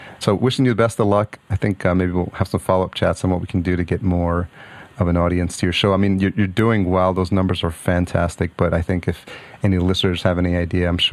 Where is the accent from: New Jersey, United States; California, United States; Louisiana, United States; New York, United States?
New York, United States; also born or lived in Syracuse; I grew up in New York